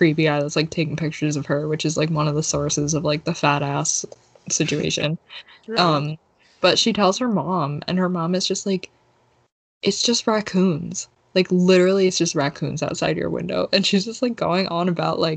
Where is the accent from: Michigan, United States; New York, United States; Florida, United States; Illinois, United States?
New York, United States; I'm from New York